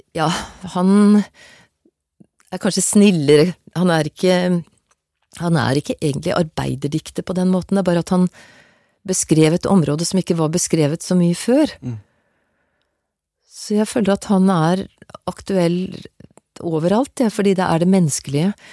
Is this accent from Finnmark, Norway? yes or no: no; Stabekk, Akershus, Norway; also born or lived in Gjelleråsen, Nittedal; Jeg vokste opp på Stabekk med foreldre som var fra Ullevål Hageby og Sogn Haveby